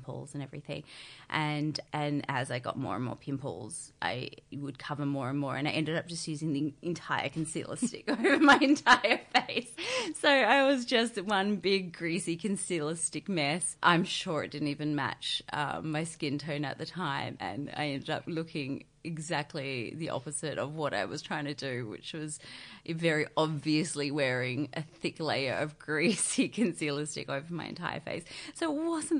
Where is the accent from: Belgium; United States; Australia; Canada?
Australia; Barossa Valley, South Australia; moved away as an adult; also born or lived in Sydney; now in Melbourne, Australia; I grew up in the country. I'm originally from the Barossa Valley in Adelaide.